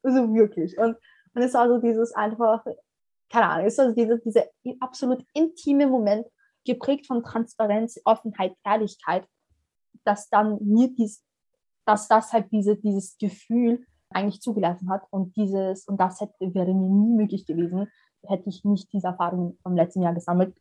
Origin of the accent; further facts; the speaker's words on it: Vienna, Austria; also born or lived in Somalia; ich bin eine Wienerin wie Dominik Nepp